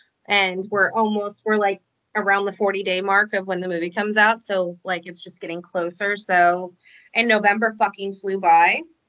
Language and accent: English; Iowa, United States; I mean, even though John Wayne is from my home state, I just never could like really get into him.